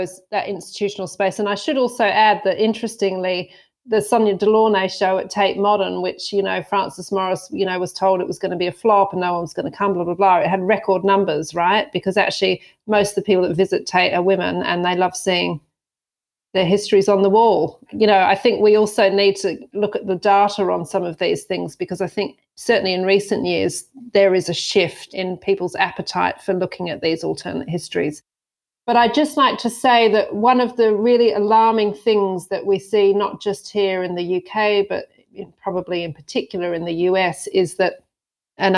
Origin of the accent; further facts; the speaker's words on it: Western Australia, Australia; moved away; where I grew up in Western Australia